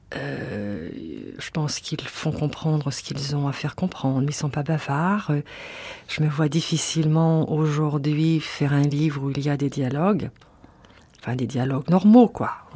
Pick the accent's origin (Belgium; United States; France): France; Orléans, Centre-Val de Loire; Quand j'étais petite fille à Orléans